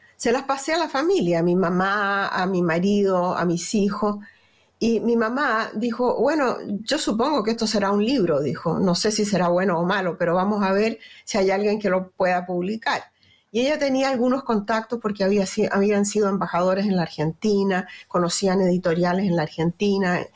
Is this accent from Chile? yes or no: yes; Chile; accent: Chilean; moved away as an adult; also born or lived in Venezuela; now in United States; mi acento es chileno. Eh, ahí en Chile soy como todo el mundo